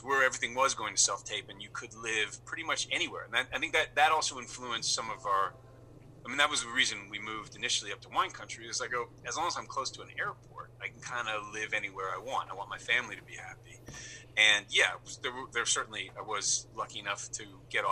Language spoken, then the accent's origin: English; New York City, New York, United States; moved away as an adult; also born or lived in Los Angeles / Santa Ynez Valley; now in Toronto, Canada; I grew up in New York City